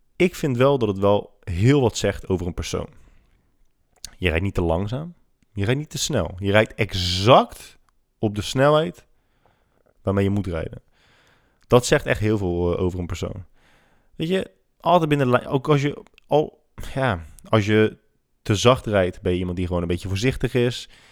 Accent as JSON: {"language": "Dutch", "town": "Rotterdam", "region": "South Holland", "country": "Netherlands", "tie": "born or raised there", "said": "En ik ben godverdomme opgegroeid in Rotterdam-Zuid"}